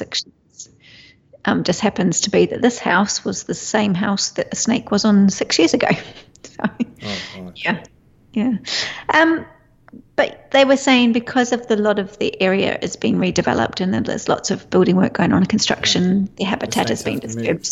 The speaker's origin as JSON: {"language": "English", "country": "New Zealand", "moved": "yes", "said": "being a Kiwi"}